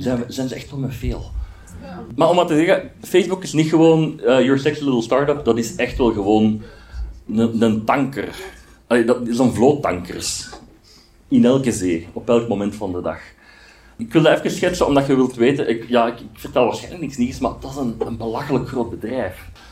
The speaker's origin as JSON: {"language": "Dutch", "town": "Aarschot", "region": "Flanders", "country": "Belgium", "said": "ik ben van Aarschot"}